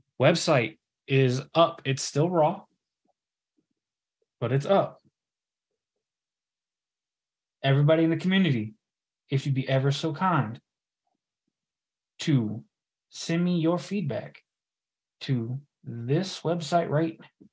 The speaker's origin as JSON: {"language": "English", "region": "Kansas", "country": "United States", "said": "So I am originally from Kansas, as y'all know."}